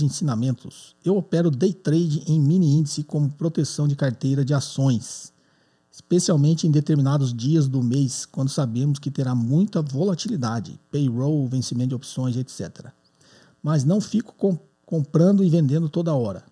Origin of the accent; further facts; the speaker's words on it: São Paulo, Brazil; sou de São Paulo, capital